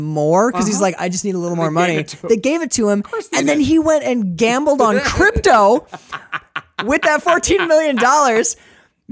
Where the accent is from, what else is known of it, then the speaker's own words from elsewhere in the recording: United States; I'm American